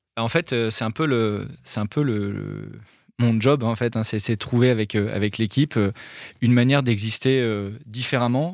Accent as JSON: {"language": "French", "country": "France", "said": "je suis français et qu'on est basé dans le nord de la France"}